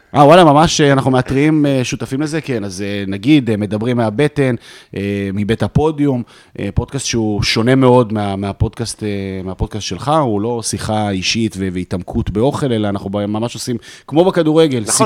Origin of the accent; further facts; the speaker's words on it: Jerusalem, Jerusalem District, Israel; moved away as an adult; now in Tel Aviv, Israel; ההורים שלי לא ירושלמים, גדלתי בירושלים, נולדתי בירושלים